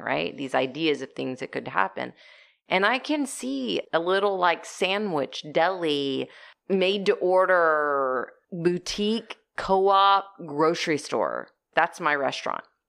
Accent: Corpus Christi, Texas, United States; we grew up in Corpus Christi, Texas

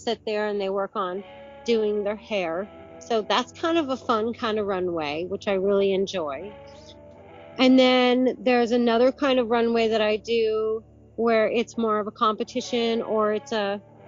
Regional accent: Vermont, United States; I'm from Vermont

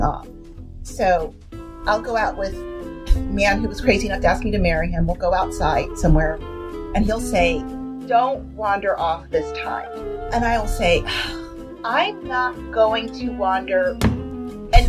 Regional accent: Washington, D.C. area, District of Columbia, United States; When I was older, we lived right next to Sligo Creek, which is a major creek system that runs through around D.C.

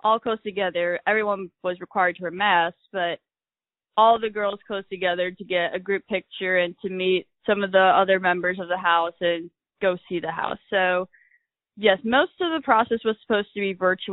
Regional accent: Michigan, United States; moved away as an adult; now in Tuscaloosa, United States; I'm originally from Michigan

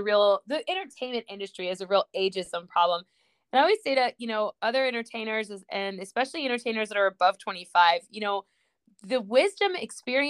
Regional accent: Georgia, United States; also born or lived in Houston, Texas; I grew up in Georgia. I was actually born in Texas, but didn't live there very long

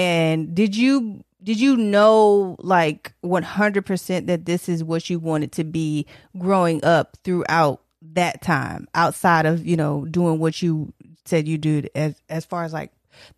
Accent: Detroit, Michigan, United States; Detroit, by the way.

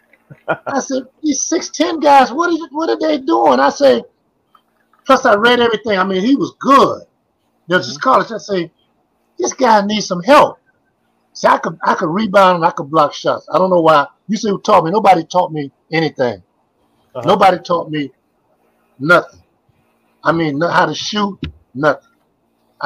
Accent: Miami, Florida, United States; I'm from Miami now

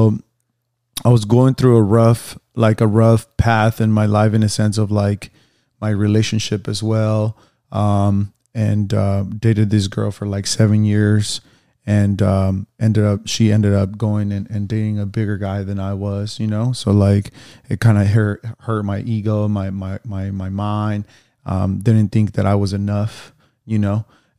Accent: Phoenix, Arizona, United States; now in Los Angeles, United States; I'm a personal trainer, and I'm from Phoenix, Arizona.

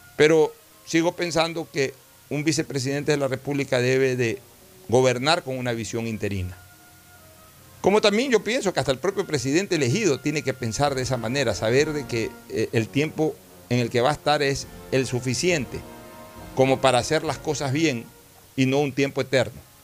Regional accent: Ecuador; como ecuatoriano

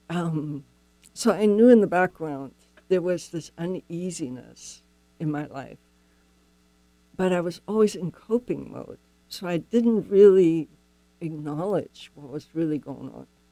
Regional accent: Germany; moved away; I'm not from here. I grew up in Germany.

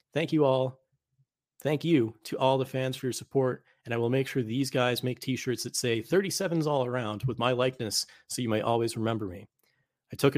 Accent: Massachusetts, United States; I am proud to call the Commonwealth of Massachusetts my home state

